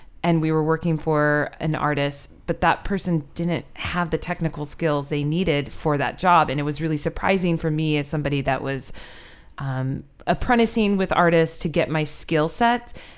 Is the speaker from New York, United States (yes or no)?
no; Iowa, United States; I grew up in Iowa